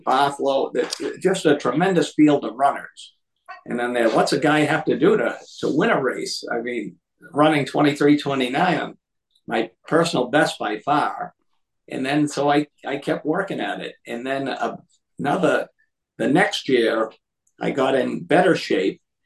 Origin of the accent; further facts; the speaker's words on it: Lynn, Massachusetts, United States; I'm from Massachusetts